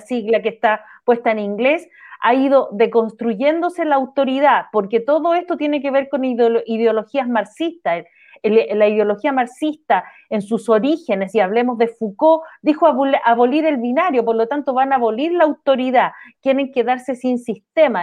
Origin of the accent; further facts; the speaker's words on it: Chile; todos somos chilenos acá